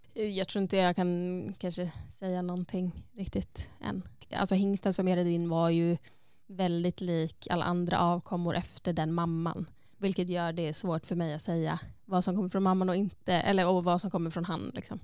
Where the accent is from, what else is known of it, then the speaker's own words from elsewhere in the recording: Sweden; moved away as an adult; now in Iceland; när jag fortfarande var hemma i Sverige, alltså innan egentligen jag flyttade till Island